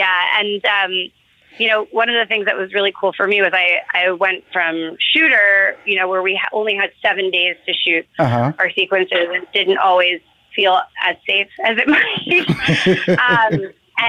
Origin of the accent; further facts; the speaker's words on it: New York City, New York, United States; and by the way, I grew up in New York City